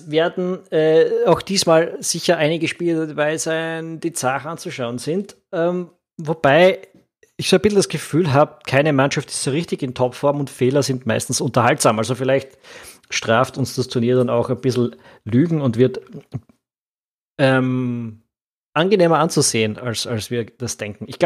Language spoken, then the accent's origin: German; Austria